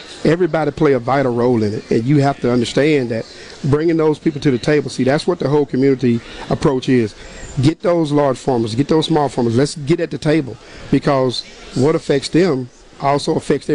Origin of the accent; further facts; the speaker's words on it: Mississippi Delta, United States; I'm from the Delta. You know, we grow soybeans, cotton, you know, vegetables, catfish. I'm from the catfish